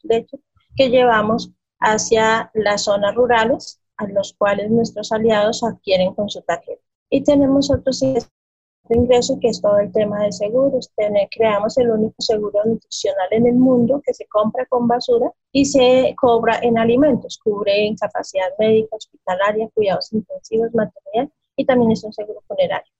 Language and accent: Spanish; Boyacá, Colombia; Soy colombiana, soy de mm, eh, origen boyacense, es un departamento de Boyacá, aquí en el centro del país.